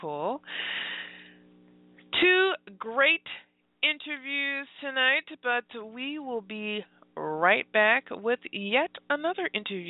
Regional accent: Memphis, Tennessee, United States; Memphis, Tennessee. You know, that's my hometown area.

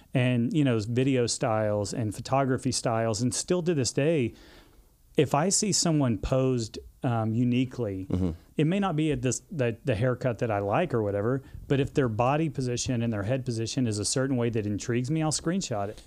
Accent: Dallas, Texas, United States; also born or lived in Odessa, Texas; I grew up in Texas in the suburbs, and um, you know moved around a little bit with my dad.

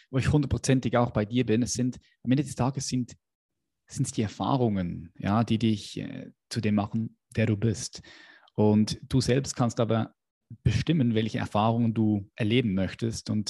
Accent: Zürich, Switzerland; Oder ja, ich bin, ich bin Schweizer.

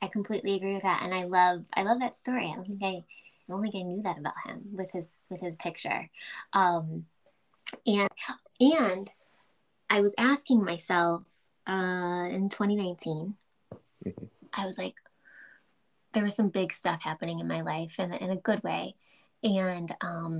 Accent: Chicago, Illinois, United States; I'm from Chicago.

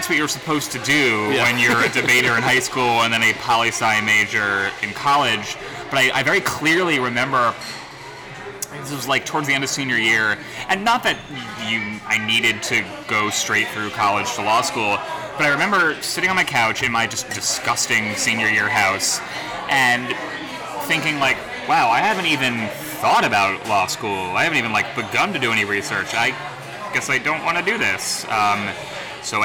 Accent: Houston, Texas, United States; also born or lived in New Jersey / Singapore; now in New York, United States; So I moved around a lot as a kid, but I was born in New Jersey. I lived in New Jersey a couple times. I lived in Houston 3 times. I lived in Singapore in middle school.

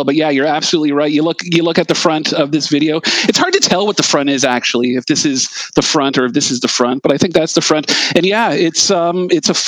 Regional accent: Mississauga, Ontario, Canada; also born or lived in Etobicoke, Toronto, Ontario; I grew up in Malton and Etobicoke

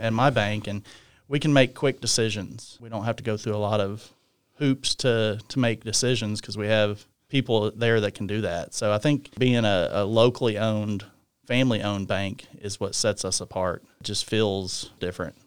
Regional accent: Guthrie, Oklahoma, United States; also born or lived in Stillwater; this is where I was raised. This is my hometown.

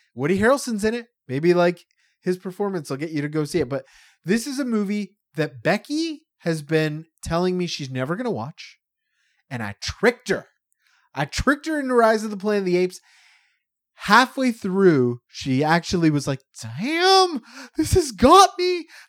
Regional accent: Canada; also born or lived in Toronto; I'm a white Canadian dude

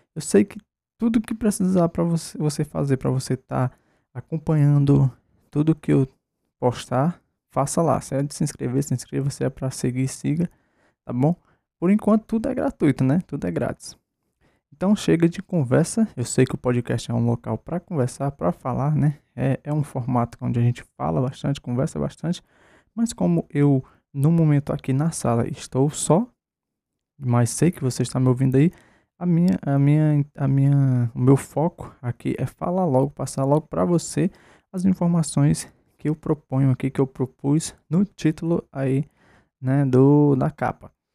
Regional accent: Ceará, Brazil; eu sou do Ceará, estou no Ceará

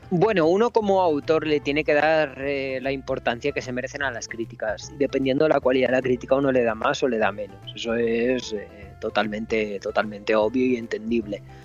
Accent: Romania; Me encuentro en mi pueblo, en está en los Cárpatos, en, Rumanía

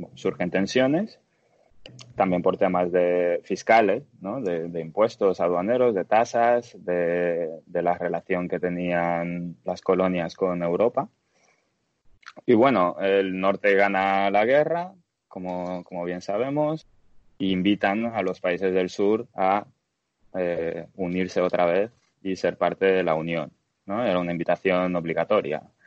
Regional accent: Dominican Republic; moved away as an adult; also born or lived in Bulgaria / Bilbao, Spain / Netherlands / Germany; now in Los Angeles, United States; Nací en Bulgaria, y cuando tenía cinco años mis padres se mudaron a la República Dominicana. Así que crecí en la República Dominicana hasta los 18

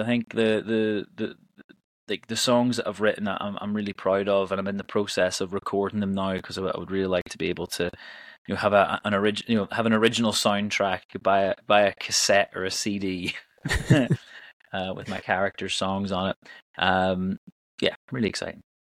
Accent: Northern Ireland, United Kingdom; now in Edinburgh, United Kingdom; I'm originally from Northern Ireland, but I've lived in Scotland uh, since 2005. Uh, I live in Edinburgh

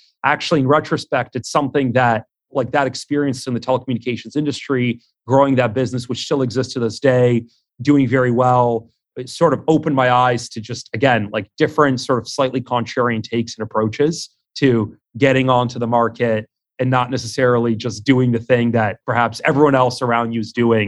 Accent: Queens, New York, United States; growing up in Queens, you know, deli owners, jewelers, like people that own their own like lending operations, all sorts of different businesses.

